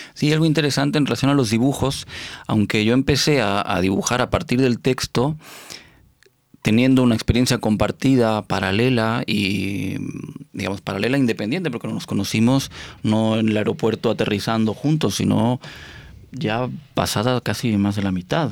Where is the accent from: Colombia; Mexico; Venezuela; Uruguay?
Mexico; moved away as an adult; also born or lived in Argentina; now in Barcelona, Spain; aunque nací en Argentina, me aterricé muy chiquito en México